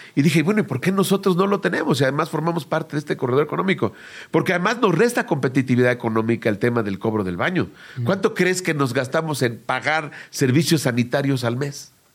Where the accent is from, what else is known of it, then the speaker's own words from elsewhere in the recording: Mexico; como clásico mexicano desobediente